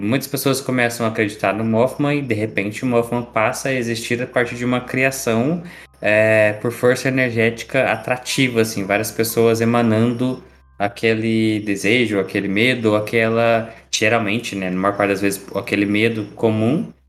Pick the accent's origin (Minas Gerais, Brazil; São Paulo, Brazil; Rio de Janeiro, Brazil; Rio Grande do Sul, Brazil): Minas Gerais, Brazil; um bom mineiro